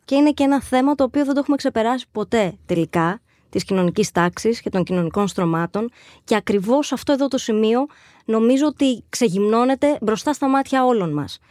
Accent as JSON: {"language": "Greek", "town": "Agios Nikolaos", "region": "Crete", "country": "Greece", "said": "ήμασταν συντοπίτες καταγόμαστε και δύο από τον Άγιο Νικόλαο Κρήτης"}